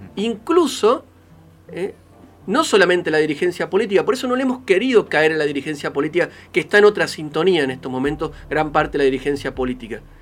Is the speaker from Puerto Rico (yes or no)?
no; Argentina; nuestro país